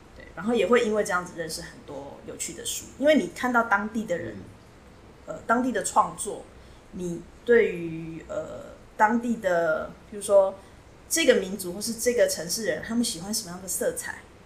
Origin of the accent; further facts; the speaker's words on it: Taiwan; 我从台湾来，那我自己有一个小小的图书馆，我在收藏各地的绘本